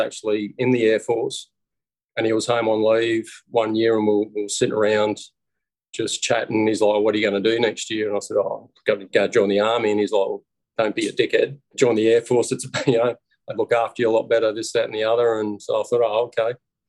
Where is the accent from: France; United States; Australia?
Australia; also born or lived in Sydney, New South Wales / Toowoomba, Queensland / Gold Coast, Queensland; Grew up mainly in Sydney in the early years, then teenage, couple of years in Toowoomba, and then ended up on the Gold Coast where I spent the rest of my teenage years through high school. I consider myself a Gold Coast lad and a Queenslander